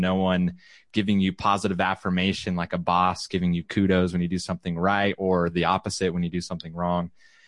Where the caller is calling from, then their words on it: Round Rock, Texas, United States; I am broadcasting from Round Rock, Texas, which is in the Austin, Texas area.